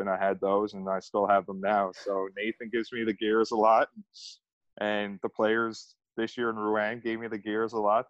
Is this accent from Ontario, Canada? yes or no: no; Mount Pearl, Newfoundland and Labrador, Canada; I grew up in Mount Pearl, Newfoundland, Labrador, which is literally right outside of St. John's, capital of Newfoundland, Labrador.